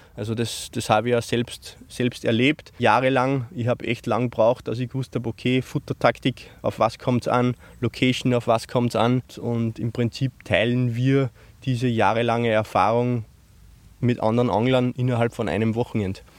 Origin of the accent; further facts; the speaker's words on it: Upper Austria, Austria; bei uns in Österreich